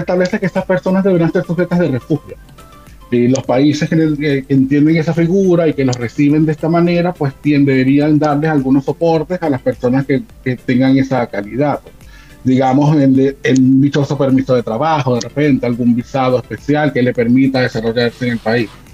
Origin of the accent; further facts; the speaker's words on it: Venezuela; moved away as an adult; now in Chile; soy venezolano, eh, llevo más de 12 años de migrante acá en Chile